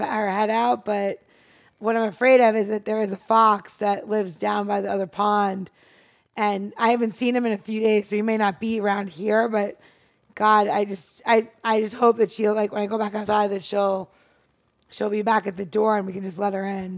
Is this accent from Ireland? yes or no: no; New York City, New York, United States; moved away; I'm from New York City